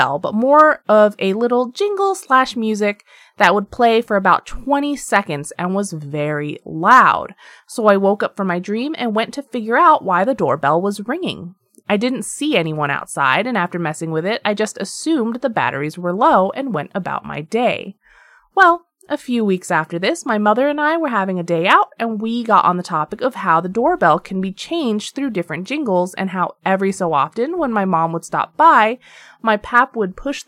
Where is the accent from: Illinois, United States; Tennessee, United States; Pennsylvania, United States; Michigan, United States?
Pennsylvania, United States; decided last year to move back to my home state of Pennsylvania